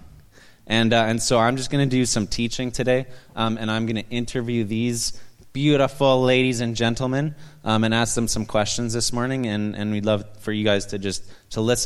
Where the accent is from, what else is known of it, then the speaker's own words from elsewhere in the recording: Canada; I'm Canadian.